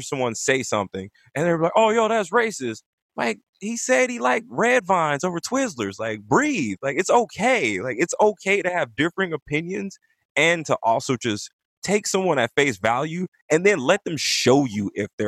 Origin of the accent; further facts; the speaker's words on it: Compton, California, United States; I am from Compton, also known as Bompton, California